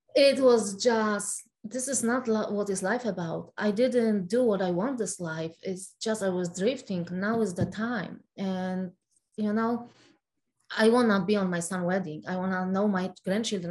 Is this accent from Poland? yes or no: yes; Poland; English is a second language; moved away as an adult; now in United States; I was uh, born and raised in Poland, so Poland